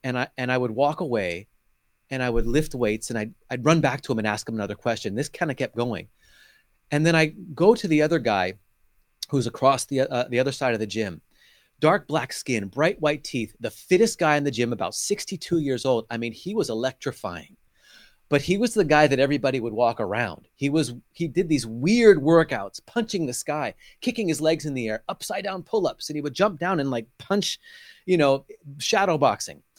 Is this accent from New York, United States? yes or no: no; California, United States; now in Tel Aviv, Israel; was born and raised in California, where you are right now